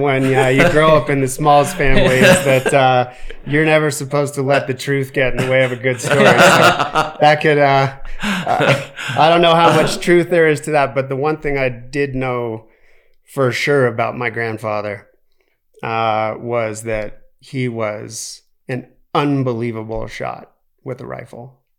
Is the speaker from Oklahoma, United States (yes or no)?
no; Aspen, Colorado, United States; because I grew up in Aspen